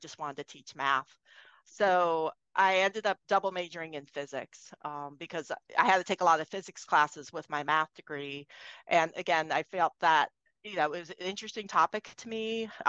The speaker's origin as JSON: {"language": "English", "region": "East Coast", "country": "United States", "said": "I'm from the East Coast. So I was out in Boston."}